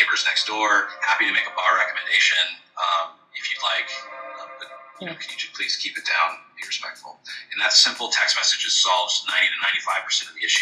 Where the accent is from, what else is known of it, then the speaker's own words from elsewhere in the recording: Austin, Texas, United States; now in Dallas, United States; I'm from Austin